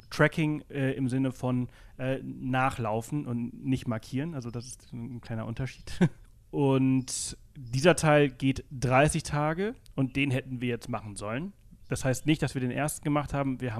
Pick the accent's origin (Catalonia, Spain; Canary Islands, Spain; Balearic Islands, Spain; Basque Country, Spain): Balearic Islands, Spain; German is a second language; Ich komme aus Mallorca, ich bin Mallorquiner. Äh, wie man unschwer äh, hören kann.